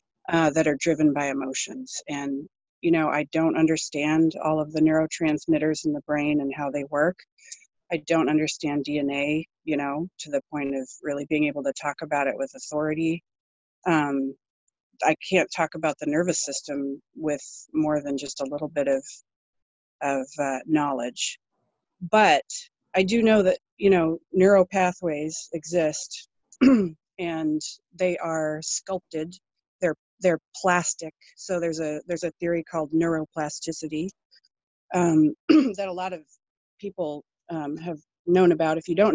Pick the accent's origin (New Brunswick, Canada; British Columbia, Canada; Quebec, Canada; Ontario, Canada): British Columbia, Canada; also born or lived in Colorado; now in Oregon, United States; I live in Oregon in the United States, and I'm 46. I grew up mostly in British Columbia and also in Colorado, but I traveled quite a bit in my youth. Finally settled down in Oregon about 20 years ago.